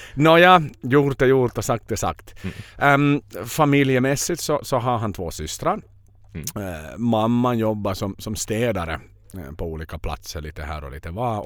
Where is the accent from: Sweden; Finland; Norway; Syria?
Finland; som finnar